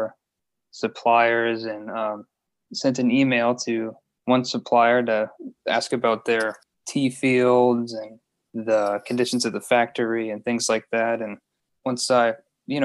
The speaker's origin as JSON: {"language": "English", "region": "Louisiana", "country": "United States", "also_born_or_lived": "Baton Rouge, Louisiana"}